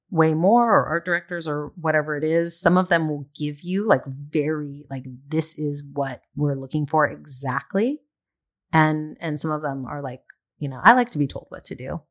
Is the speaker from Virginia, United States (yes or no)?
no; San Diego, California, United States; moved away as an adult; also born or lived in Del Mar, California; now in Los Angeles, United States; I grew up in San Diego